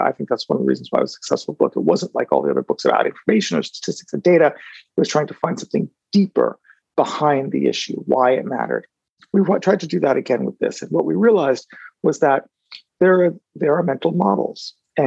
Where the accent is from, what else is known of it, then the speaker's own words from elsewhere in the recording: United States; I'm an American in part because my family lineage is French